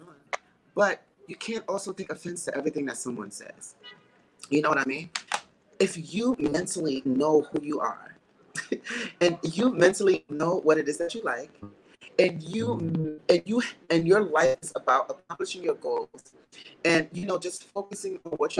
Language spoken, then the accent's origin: English; Texas, United States; I was bullied in school. I was bullied in growing up in Texas. I was called fat or gay, you know, but it never changed my kind heart.